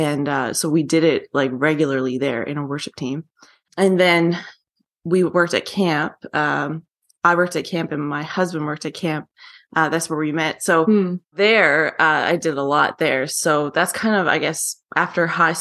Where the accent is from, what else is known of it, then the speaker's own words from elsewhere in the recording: Newfoundland and Labrador, Canada; now in Calgary, Canada; my parents are officers, and I grew up in Newfoundland